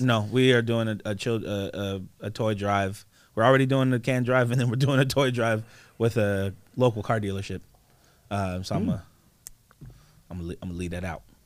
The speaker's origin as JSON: {"language": "English", "region": "East Coast", "country": "United States", "said": "I'm from the East Coast"}